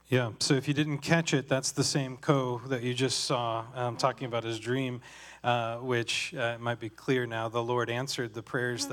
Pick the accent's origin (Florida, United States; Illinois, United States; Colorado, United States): Colorado, United States; moved away as an adult; now in Cameroon; I grew up in Colorado